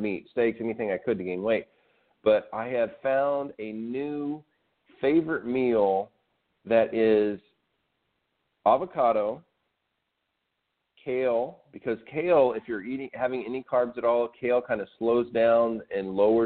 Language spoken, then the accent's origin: English; Arkansas, United States; I grew up in Arkansas